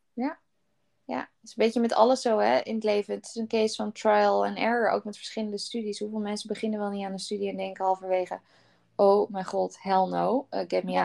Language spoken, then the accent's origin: Dutch; Netherlands; als Nederlanders